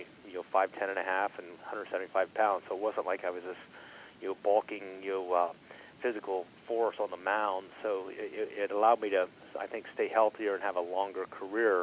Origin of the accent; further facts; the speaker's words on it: Wellston, Ohio, United States; moved away; I grew up about 100 miles east of Cincinnati, in a small town in southern Ohio, Wellston, Ohio